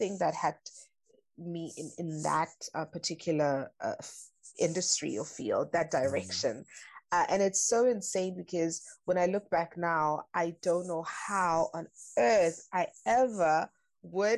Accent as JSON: {"language": "English", "town": "Durban", "region": "KwaZulu-Natal", "country": "South Africa", "tie": "born or raised there", "also_born_or_lived": "Mahlong, KwaZulu-Natal / New York City", "moved": "as an adult", "lives_now": "Germany", "said": "I grew up in Durban"}